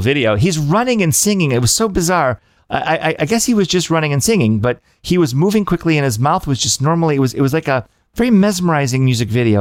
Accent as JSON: {"language": "English", "region": "Michigan", "country": "United States", "said": "I'm from the Midwest. I'm from Michigan"}